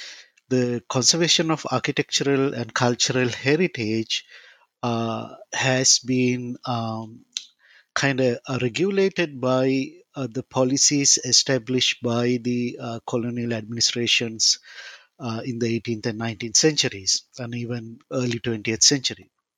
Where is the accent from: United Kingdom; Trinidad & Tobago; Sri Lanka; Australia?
Sri Lanka; moved away as an adult; also born or lived in Milwaukee, United States / Kansas, United States; now in Lawrence, United States; I'm originally from Sri Lanka, so I did my bachelor's in architecture and master's in architecture in Sri Lanka